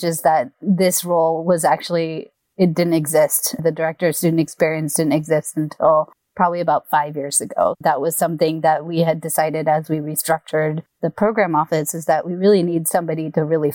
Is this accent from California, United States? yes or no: yes; Bay Area, California, United States; moved away as an adult; also born or lived in Irvine, California; I'm from the Bay Area from the beginning, and my entire family is all up here.